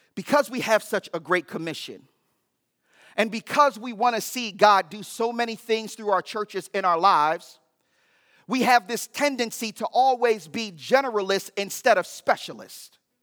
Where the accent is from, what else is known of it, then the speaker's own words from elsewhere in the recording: United States; as American Christians